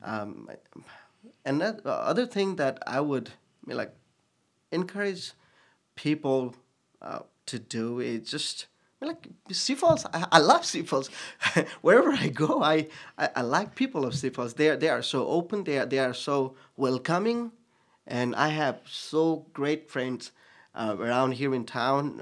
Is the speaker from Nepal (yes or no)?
yes; Nepal; English is a second language; moved away as an adult; also born or lived in Bhutan; now in Sioux Falls, United States; I was born in Bhutan. I was, um, a year and a half old when I left the country as a refugee and was in Nepal for almost twenty plus years.